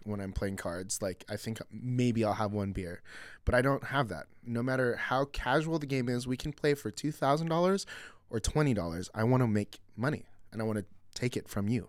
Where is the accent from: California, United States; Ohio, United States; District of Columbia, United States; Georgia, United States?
California, United States; Mission Viejo; we grew up in Mission Viejo.